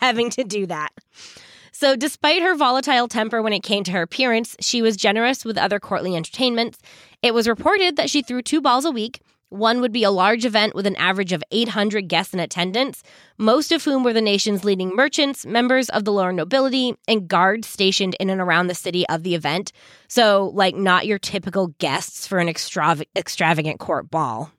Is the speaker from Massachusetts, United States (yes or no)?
yes; Massachusetts, United States; for us Massachusetts people